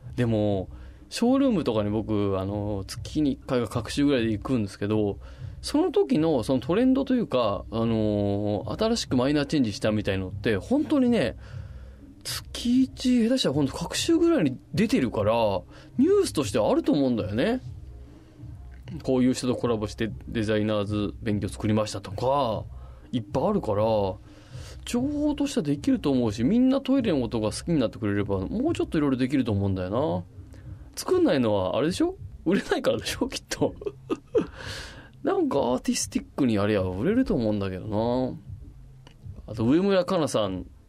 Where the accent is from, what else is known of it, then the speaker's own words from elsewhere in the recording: Machida, Tokyo, Japan; 町田って私の地元